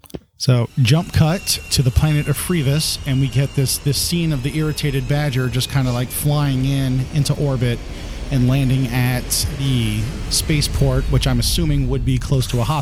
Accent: the South, United States; accent: Southern; I'm American by birth and Southern by the grace of God.

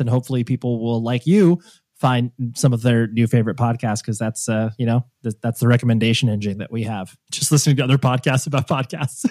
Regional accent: Las Vegas, Nevada, United States; I was born in Vegas

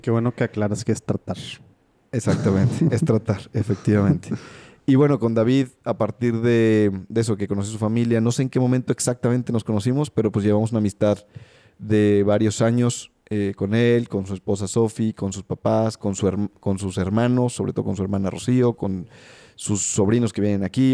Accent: Mexico City, Mexico; Nací en la Ciudad de México

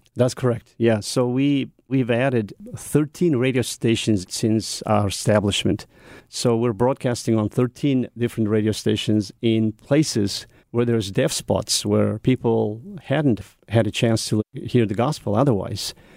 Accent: Mongolia; English is a second language; growing up in Mongolia

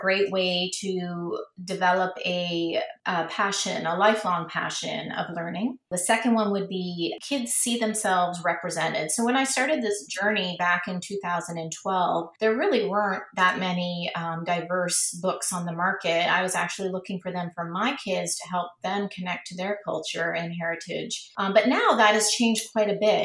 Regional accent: Toronto, Ontario, Canada; now in Florida, United States; Growing up in Toronto, so I grew up in the 70s, and it was very multicultural back then

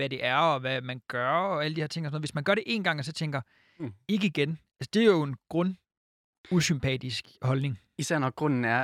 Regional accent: Jutland, Denmark; Vi andre, vi er bare fra Jylland.

